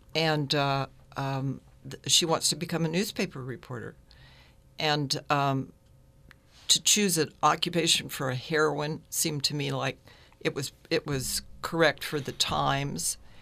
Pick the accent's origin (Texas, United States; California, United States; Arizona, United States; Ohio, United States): California, United States; San Francisco; now in San Rafael, United States; growing up in San Francisco, I loved Chinatown and Japantown